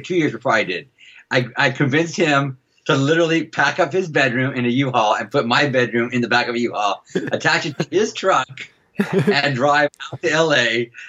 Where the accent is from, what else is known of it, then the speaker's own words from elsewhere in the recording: Helotes, Texas, United States; moved away as an adult; now in Los Angeles, United States; I was born and raised in Helotes, Texas